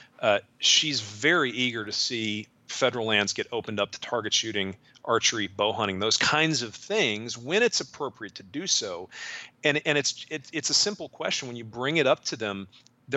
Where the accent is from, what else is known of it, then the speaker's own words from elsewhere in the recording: St. Paul, Minnesota, United States; I grew up in Minnesota, grew up in suburban St. Paul.